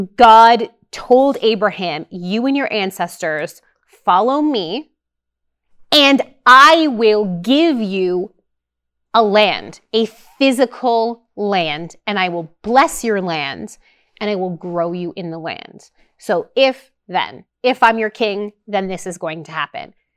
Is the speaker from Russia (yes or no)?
no; Canada; as a Canadian